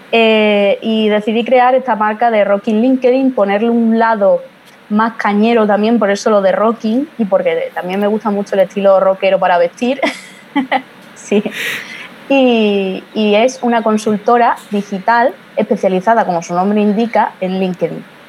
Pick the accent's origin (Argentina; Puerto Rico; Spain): Spain; Badajoz, Extremadura; soy de España, pero concretamente soy de Badajoz, una provincia que está ahí lindando ya con Portugal